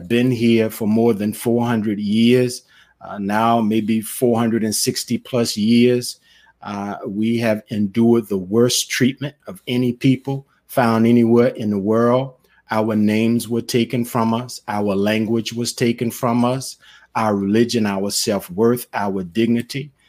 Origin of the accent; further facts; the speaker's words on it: Mississippi, United States; now in Memphis, United States; I grew up in the Baptist church, actually down deeper in the South, in Mississippi